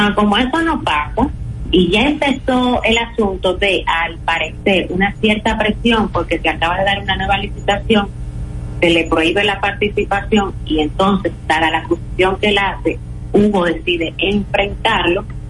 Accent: Dominican Republic; yo como dominicana

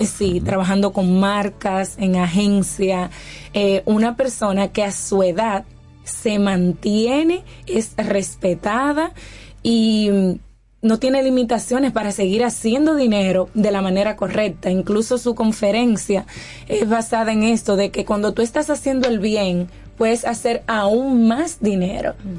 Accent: Dominican Republic; moved away as an adult; cuando me fui de República Dominicana

